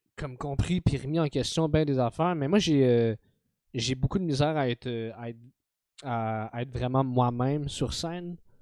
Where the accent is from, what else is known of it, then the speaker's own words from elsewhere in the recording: Montreal, Quebec, Canada; je suis né à Montréal, j'ai grandi avec dans un univers très montréalais